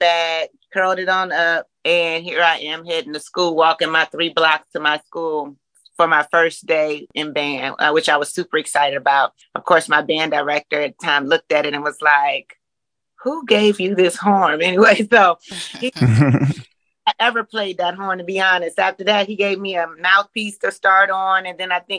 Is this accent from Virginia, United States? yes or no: yes; Richmond, Virginia, United States; moved away as an adult; now in Atlanta, United States; From Richmond, Virginia. So Virginia grown, you know, transplanted to Atlanta in 2000